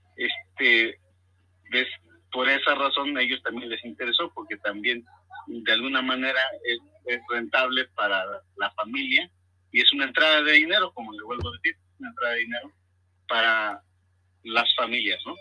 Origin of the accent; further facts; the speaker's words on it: Mexico; nosotros eh, que somos mexicanos